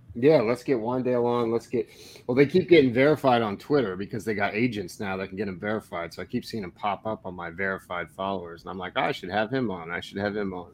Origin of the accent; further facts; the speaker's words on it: Cottage Grove, United States; Cottage Grove, my hometown